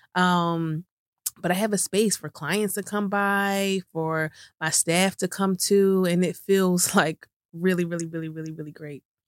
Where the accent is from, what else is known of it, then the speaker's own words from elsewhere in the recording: right outside of Philadelphia, Pennsylvania, United States; moved away as an adult; also born or lived in New York City, United States; moved from New York City to back to my hometown right outside of Philadelphia